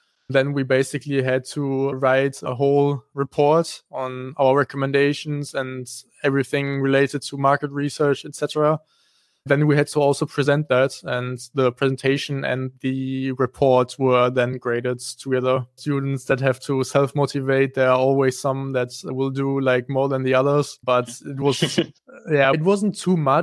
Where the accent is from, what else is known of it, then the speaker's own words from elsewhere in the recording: Kleve, North Rhine-Westphalia, Germany; I actually come from Kleve. So I went to school here and I grew up in Kleve.